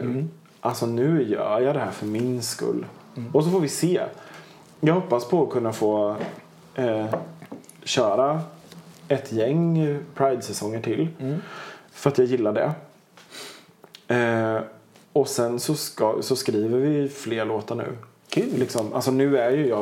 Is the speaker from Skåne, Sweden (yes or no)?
no; Linköping, Östergötland, Sweden; moved away; also born or lived in Piteå / Tjörn / Gothenburg / Kungälv; jag är född och uppvuxen i Linköping